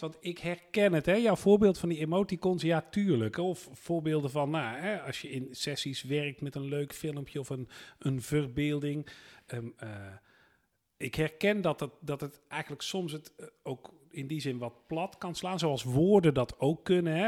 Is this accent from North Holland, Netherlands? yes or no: no; North Brabant, Netherlands; ik ben in West-Brabant opgegroeid